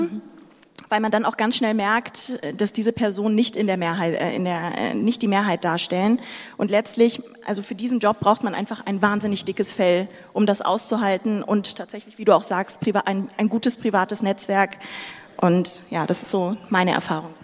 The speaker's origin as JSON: {"language": "German", "country": "Sudan", "tie": "born or raised there", "moved": "yes", "lives_now": "Germany", "said": "Ich bin nicht in Deutschland geboren, ich bin im Sudan geboren"}